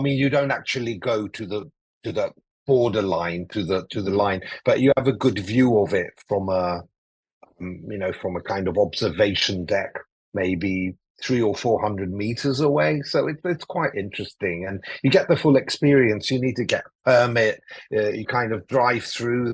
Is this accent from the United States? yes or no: no; Athens, Attica, Greece; first language English; moved away; also born or lived in London; I grew up in Athens in Greece